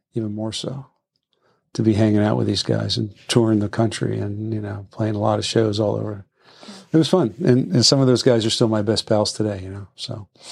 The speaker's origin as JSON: {"language": "English", "town": "Washington", "region": "District of Columbia", "country": "United States", "tie": "born or raised there", "said": "I was born in D C and lived here most of my life."}